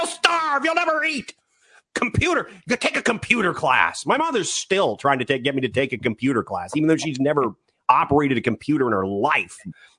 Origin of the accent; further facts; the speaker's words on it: United States; growing up in Washington